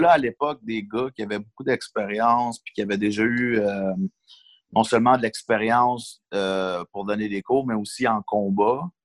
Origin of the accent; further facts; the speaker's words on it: Longueuil, Quebec, Canada; Je suis né à Longueuil, j'ai grandi à Longueuil